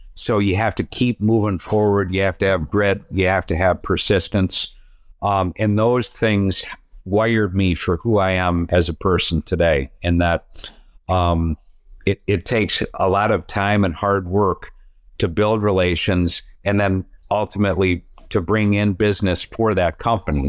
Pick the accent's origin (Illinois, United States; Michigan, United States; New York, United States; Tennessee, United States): Illinois, United States; Downers Grove; I grew up in Downers Grove, Illinois